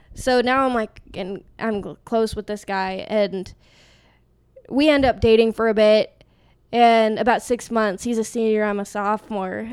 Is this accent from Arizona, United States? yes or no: yes; Arizona, United States; I'm from Arizona